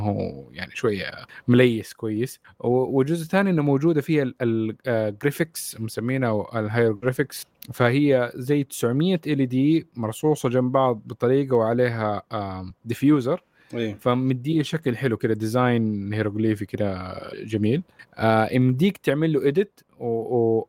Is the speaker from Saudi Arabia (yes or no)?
yes; Saudi Arabia; لينا كسعوديين